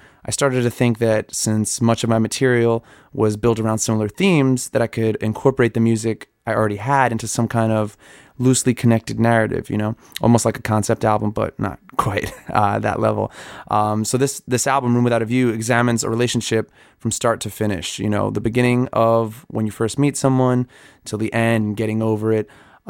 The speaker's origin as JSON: {"language": "English", "area": "Long Island", "region": "New York", "country": "United States", "said": "I'm from Long Island, New York"}